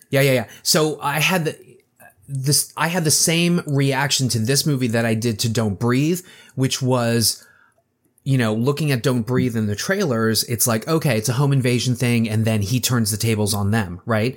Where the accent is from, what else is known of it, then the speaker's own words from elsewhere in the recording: Baltimore, Maryland, United States; my hometown of Baltimore